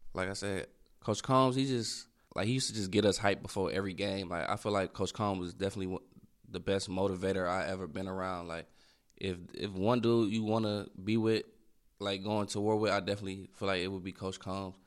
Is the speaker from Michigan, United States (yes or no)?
yes; Michigan, United States; moved away; my home state